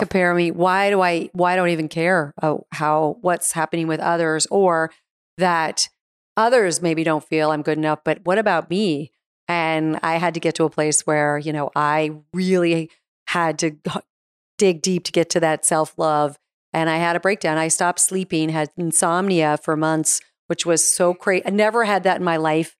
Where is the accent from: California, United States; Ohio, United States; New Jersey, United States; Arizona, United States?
Arizona, United States; moved away; also born or lived in New York; I was from Arizona, so I was a West Coast girl originally.